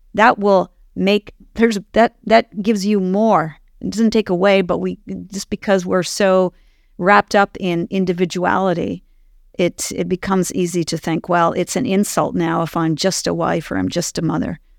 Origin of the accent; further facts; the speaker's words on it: Ottawa, Ontario, Canada; moved away; I actually was born and raised in Ottawa